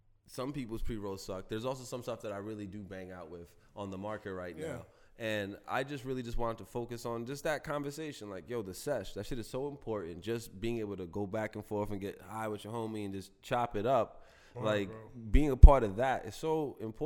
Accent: New York City, New York, United States; I'm from East Harlem

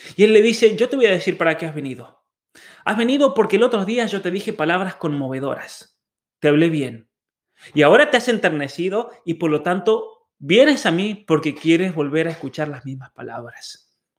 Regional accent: Argentina; born or raised there; also born or lived in Germany

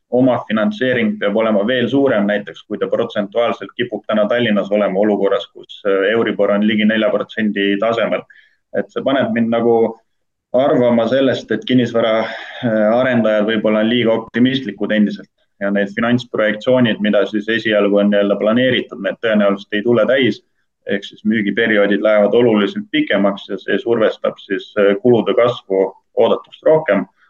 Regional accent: Rakvere, Lääne-Viru County, Estonia; Rakvere linnas Lääne-Virumaal, kust ma ise olen pärit

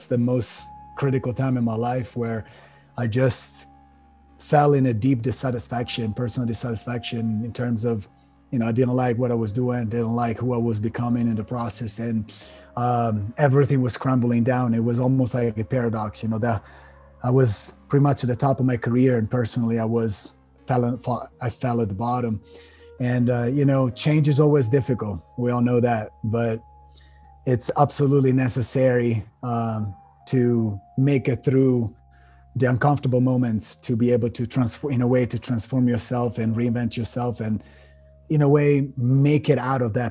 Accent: Italy; moved away as an adult; also born or lived in Miami; now in United States; I was born and raised in Italy. And when I was about 24 years old, we were talking about 2007, I decided to leave my country and move to the States.

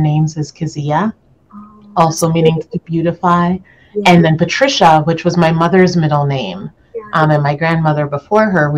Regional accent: Toronto, Ontario, Canada; moved away; I was born and raised in Toronto, Ontario, Canada, but my parents both separately immigrated from Jamaica to Canada

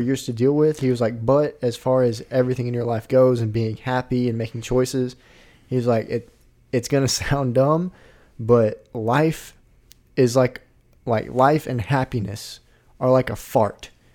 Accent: Arkansas, United States; I'm from Arkansas

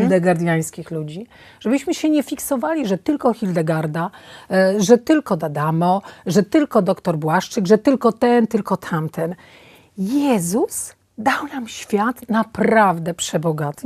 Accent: Podlasie village, Podlaskie Voivodeship, Poland; moved away; also born or lived in Warsaw; Ja się urodziłam na fantastycznej podlaskiej wsi, w pełni zdrowa

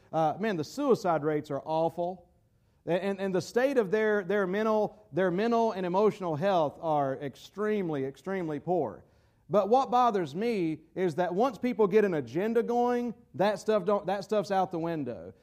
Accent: United States; as an American citizen

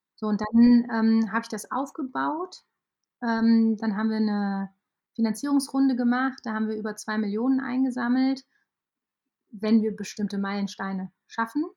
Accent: Aachen, North Rhine-Westphalia, Germany; ich komme aus Aachen

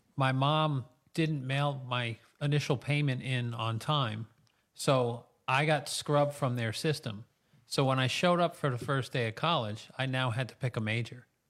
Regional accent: Mahopac, New York, United States; I was raised in Mayapack, graduated from Mayapack High School

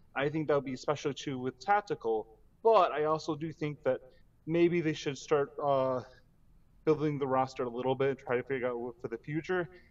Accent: Chicago, Illinois, United States; I'm from suburban

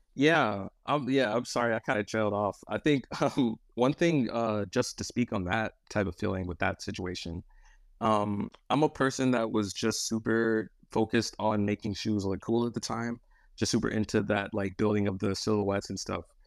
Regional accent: Michigan, United States; moved away as an adult; now in Los Angeles, United States; born and raised in Michigan for my whole life

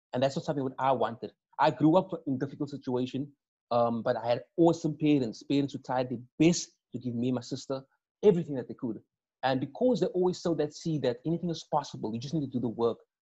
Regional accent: Cape Town, Western Cape, South Africa; I grew up in or on the Cape Flats

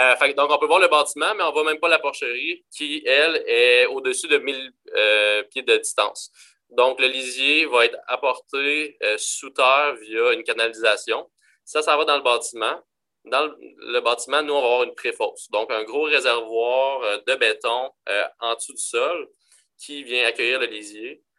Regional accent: Quebec, Canada; on est Québécois

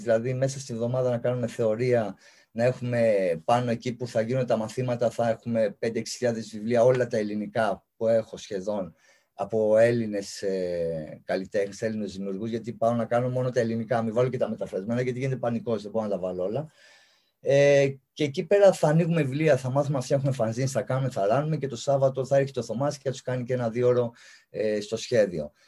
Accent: Larissa, Thessaly, Greece; εγώ είμαι Λαρισαίος

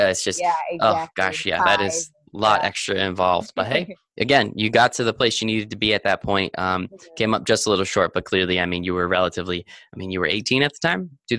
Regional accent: United States; just because I'm American and don't really know the metric system so much

